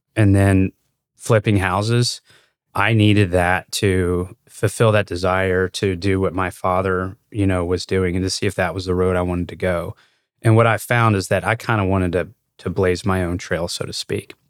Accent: Louisville, Kentucky, United States; I grew up in Louisville, which is, um, it's a big city.

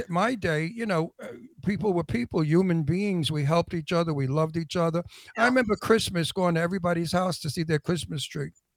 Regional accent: New York City, New York, United States; accent: Brooklyn; now in Palm Springs, United States; I was born in Red Hook, in the okay. project, the Red Hook projects, yeah. and uh, so uh, Brooklyn is my home

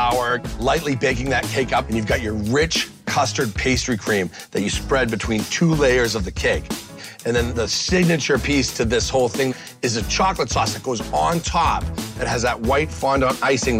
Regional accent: right outside of Boston, Massachusetts, United States; I grew up right outside of Boston.

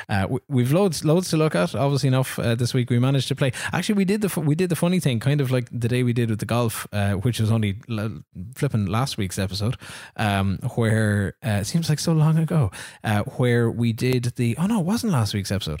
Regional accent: Ireland; I'm Irish

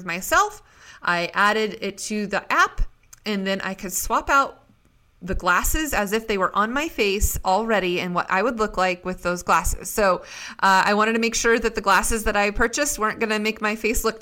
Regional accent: Idaho, United States; also born or lived in Seattle, Washington; born and raised in Idaho

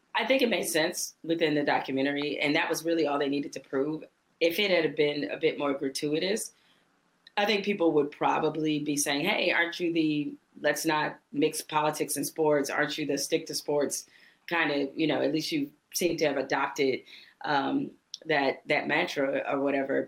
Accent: Detroit, Michigan, United States; we're both from Detroit

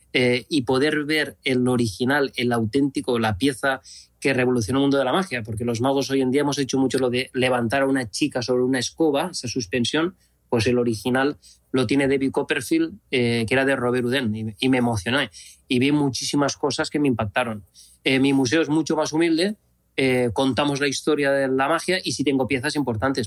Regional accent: Spain; es donde nací, donde me he criado.

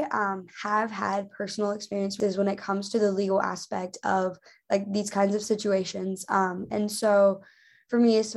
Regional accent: Charlotte, North Carolina, United States; now in Raleigh, United States; I'm originally from Charlotte.

